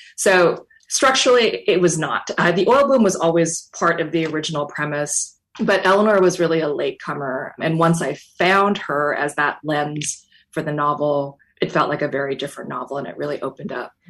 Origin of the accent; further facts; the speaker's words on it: North Dakota, United States; moved away as an adult; I knew that I always wanted to write about my home state of North Dakota. That's where I grew up from the age of four